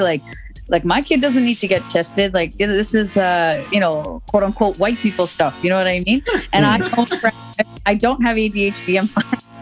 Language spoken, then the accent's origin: English; Canada; I'm born in Canada, but I'm I'm raised Guyanese